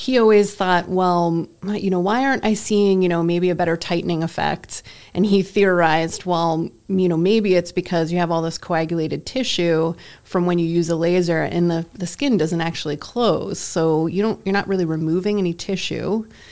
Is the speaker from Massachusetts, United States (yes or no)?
yes; Massachusetts, United States; I grew up in Massachusetts